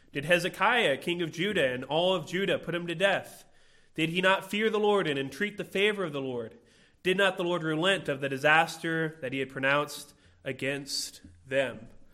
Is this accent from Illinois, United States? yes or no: yes; Illinois, United States; I grew up in Illinois